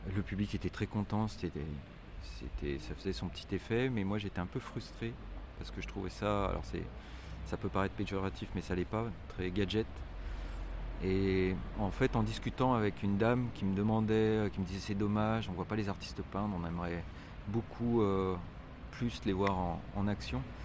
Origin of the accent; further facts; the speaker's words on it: Lyon, Auvergne-Rhône-Alpes, France; also born or lived in Barranquilla, Colombia; on est de Lyon